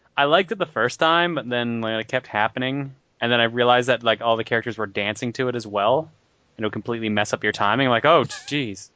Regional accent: Newfoundland and Labrador, Canada; I'm a newfie.

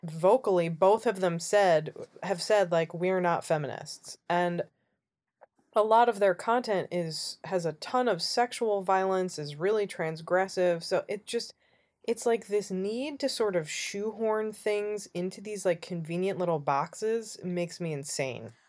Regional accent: United States

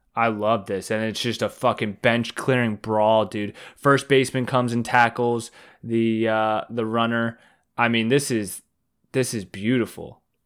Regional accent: Baltimore, Maryland, United States; I'm from Baltimore

